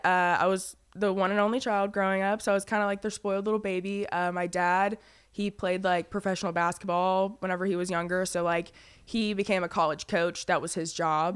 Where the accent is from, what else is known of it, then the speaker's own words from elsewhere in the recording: Fayetteville, North Carolina, United States; moved away as an adult; I was actually born and raised in Fayetteville, North Carolina. I lived there for